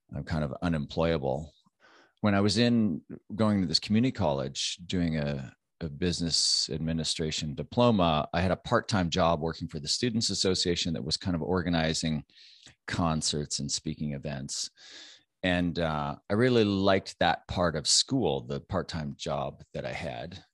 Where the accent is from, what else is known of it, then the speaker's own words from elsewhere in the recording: Canada; I'm Canadian